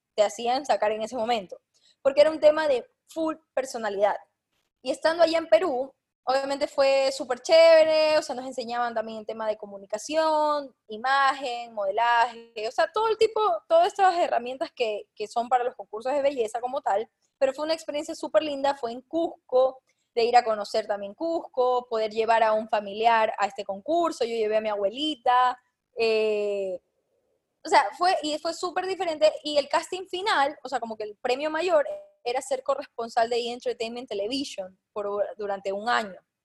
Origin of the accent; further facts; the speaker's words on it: Guayaquil, Guayas, Ecuador; yo soy de Guayaquil